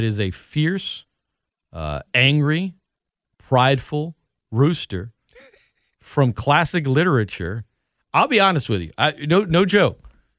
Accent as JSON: {"language": "English", "town": "New Orleans", "region": "Louisiana", "country": "United States", "said": "I'm from New Orleans. What is that thing?"}